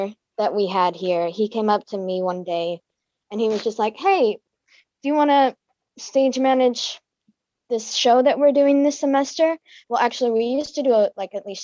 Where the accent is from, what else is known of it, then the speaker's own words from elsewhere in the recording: Alabama, United States; I was born in Alabama, raised here